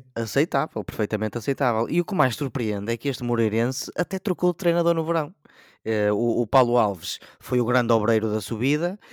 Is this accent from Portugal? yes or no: yes; Portugal; E eu, enquanto português